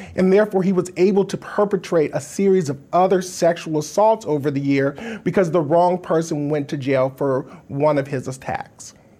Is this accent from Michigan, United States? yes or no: no; Wisconsin, United States; here in my home state of Wisconsin